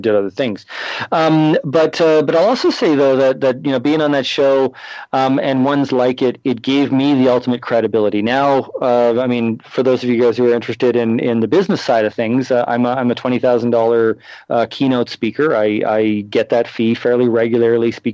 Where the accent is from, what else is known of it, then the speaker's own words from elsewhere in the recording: Canada; moved away as an adult; now in United States; I'm from Canada originally